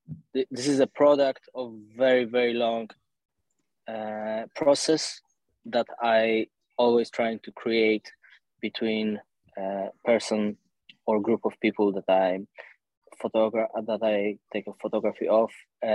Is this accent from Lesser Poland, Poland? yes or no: no; Warsaw, Masovian Voivodeship, Poland; English is a second language; I was born in Warsaw, and I spent most of my life here.